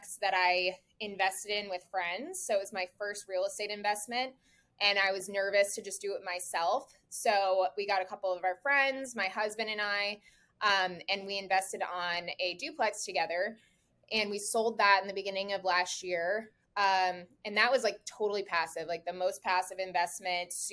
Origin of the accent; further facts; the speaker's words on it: Pompano Beach, Florida, United States; I am born and raised in South Florida, so I've lived here my whole life